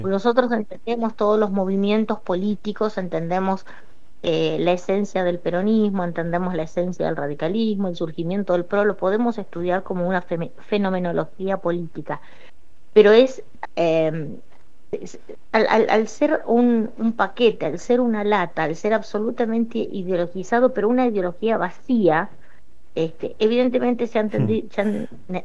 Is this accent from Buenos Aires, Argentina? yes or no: no; Paraná, Entre Ríos, Argentina; also born or lived in Colombia / Santa Fe; yo vivo en Paraná y toda mi adolescencia la hice en Paraná